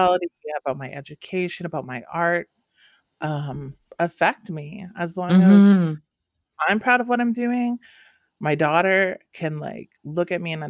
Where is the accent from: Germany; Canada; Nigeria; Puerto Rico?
Canada; northern Saskatchewan; first language English; moved away as an adult; growing up in the north, I think I had a beautiful childhood